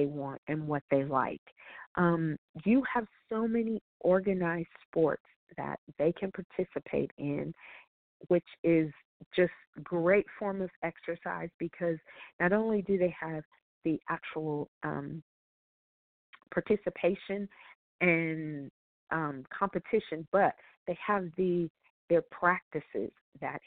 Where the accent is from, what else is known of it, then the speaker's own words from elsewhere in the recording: Colorado, United States; I grew up in Colorado, so skiing is a part of my teen years